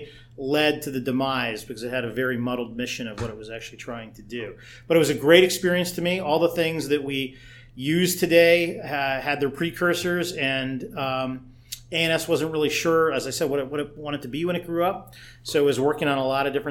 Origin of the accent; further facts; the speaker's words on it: Boulder, Colorado, United States; now in Boston, United States; Place called Boulder, Colorado, which is, as far as I'm concerned, the best place in the country